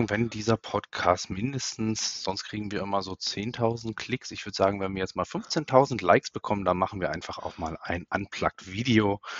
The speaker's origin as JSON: {"language": "German", "region": "North Rhine-Westphalia", "country": "Germany", "tie": "born there", "said": "ich bin ja gebürtiger ähm, Münsterländer Katholik"}